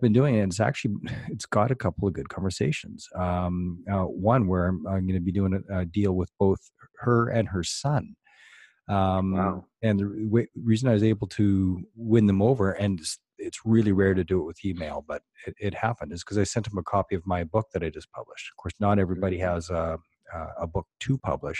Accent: Canada; I'm from Canada

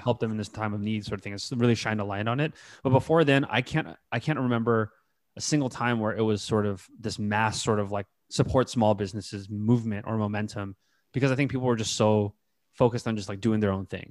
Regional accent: North Bay, California, United States; I grew up in the North Bay, right? Again, outside of the city

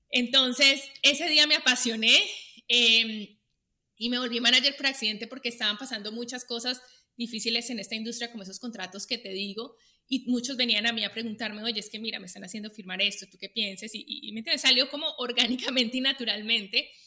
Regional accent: Colombia; now in United States; yo vivo agradecida porque vine a un país, o sea, yo me mudé de Colombia a Estados Unidos

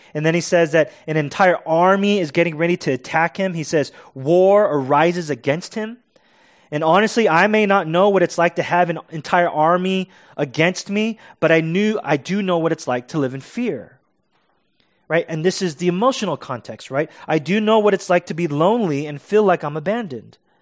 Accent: United States; As American Christians

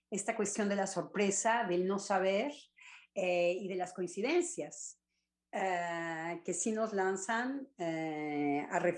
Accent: Mexico; yo creo que yo lo veo como mexicana, en realidad

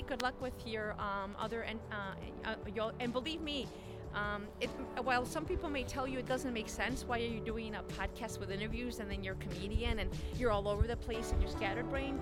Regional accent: Chicago, Illinois, United States; I was born in Chicago. Mm. Uh, I'm a Chicagoan

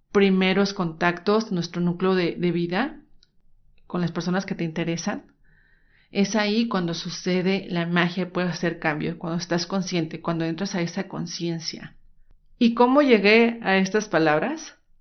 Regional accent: Guadalajara, Jalisco, Mexico; soy mexicana, nací en Guadalajara, Jalisco

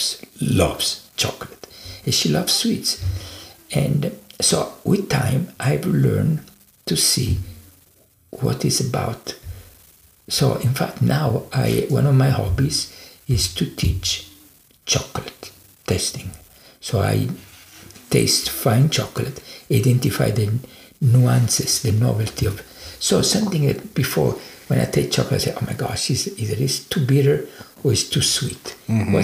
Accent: Italy; now in United States; I was born and raised in Italy

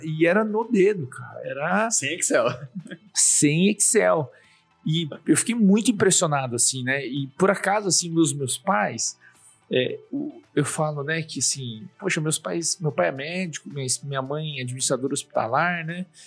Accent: Suzano, São Paulo, Brazil; eu nasci em Suzano. Legal. É, no interior de São Paulo. E aí eu, é, na minha infância, foi lá.

